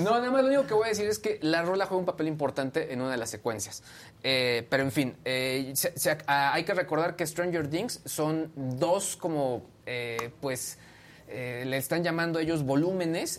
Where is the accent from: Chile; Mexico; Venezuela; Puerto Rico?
Mexico; San Luis de la Paz, Guanajuato; moved away; la, calle donde yo crecí en, mi infancia